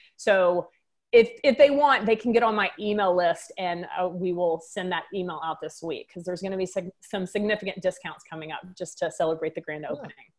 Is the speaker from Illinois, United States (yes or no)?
no; Waco, Texas, United States; moved away as an adult; now in St. Charles, United States; I've got a little bit of an accent. I'm, I'm from Texas.